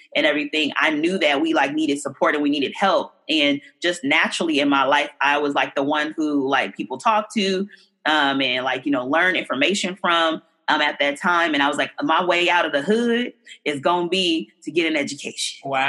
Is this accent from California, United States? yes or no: yes; Oakland, California, United States; I grew up in um, deep East Oakland